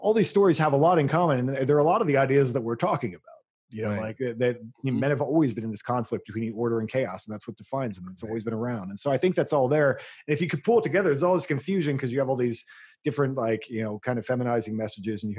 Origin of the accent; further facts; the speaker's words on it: United States; I'm an American. You know, like, I've always been an American